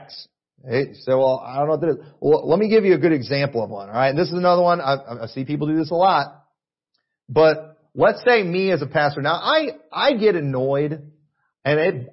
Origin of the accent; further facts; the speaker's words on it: United States; I'm an American and I watch Fox News